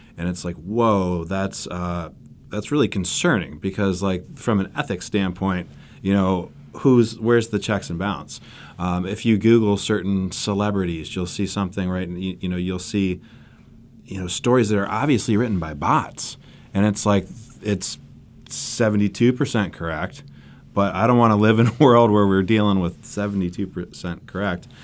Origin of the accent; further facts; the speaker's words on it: Cleveland, Ohio, United States; moved away as an adult; also born or lived in Kalamazoo, Michigan / Charlotte; That's my hometown in Cleveland